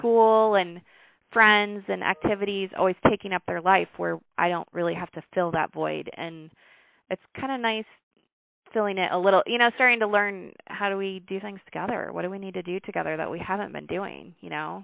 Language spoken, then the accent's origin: English; Brooklyn, Iowa, United States; I grew up in Brooklyn. I've been around Brooklyn my whole life.